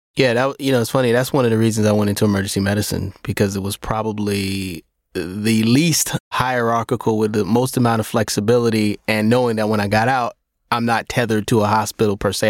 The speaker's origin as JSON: {"language": "English", "town": "Brooklyn", "region": "New York", "country": "United States", "tie": "born or raised there", "said": "I grew up in Brownsville"}